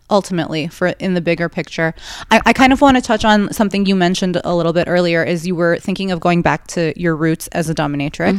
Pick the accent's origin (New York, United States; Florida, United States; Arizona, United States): New York, United States; I'm from New York